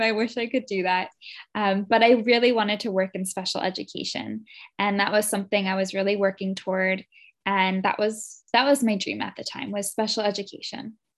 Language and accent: English; New Jersey, United States; also born or lived in Morristown, New Jersey; I was born in North Jersey, but I had moved to South Jersey when I was two years old. Um, so I've been in New Jersey my whole life. I grew up here